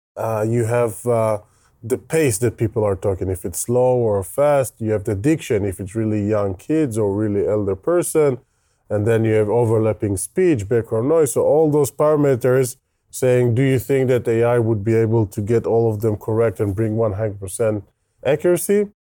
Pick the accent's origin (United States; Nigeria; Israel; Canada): Israel; accent: Israeli; English is a second language; You can hear my terrible Israeli accent